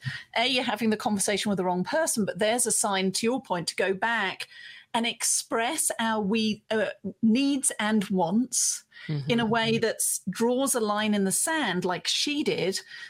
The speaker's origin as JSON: {"language": "English", "country": "United Kingdom", "said": "being British"}